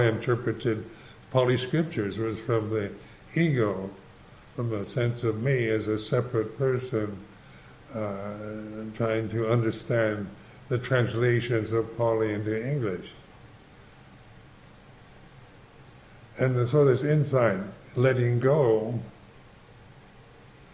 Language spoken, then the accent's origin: English; United States; I'm Caucasian, I'm a certain age, I'm an American